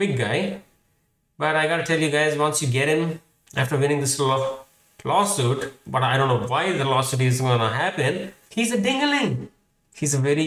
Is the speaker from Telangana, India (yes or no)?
yes; Hyderabad, Telangana, India; English is a second language; now in United States; I am Indian. I was born in Hyderabad